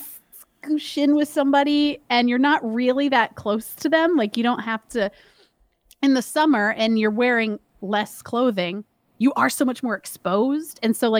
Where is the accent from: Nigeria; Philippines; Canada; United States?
United States; Miami, Florida; You know, like I grew up in Miami and blah, blah.